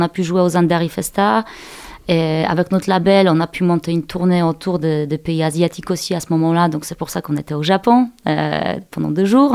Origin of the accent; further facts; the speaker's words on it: Poland; French is a second language; moved away as an adult; now in Angers, France; je suis je suis née et j'ai grandi en Pologne.